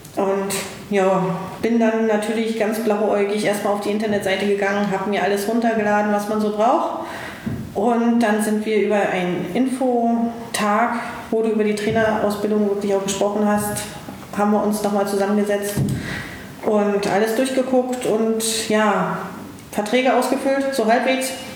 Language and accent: German; East Germany, Germany; ich als gebürtiger Ossi, damals ja noch, ähm, bin in den Westen gegangen